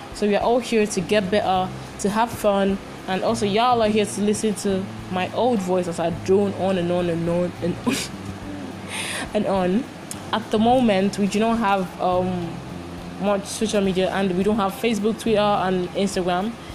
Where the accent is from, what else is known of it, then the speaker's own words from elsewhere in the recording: Ogun State, Nigeria; also born or lived in Imo State (ancestry); now in Lagos, Nigeria; I was born and bred in Lagos and Ogun State, respectively, and so I'm very fluent in Yoruba language.